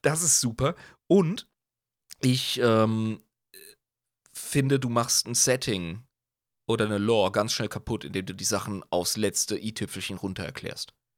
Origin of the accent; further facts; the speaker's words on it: Germany; wir sind Deutsche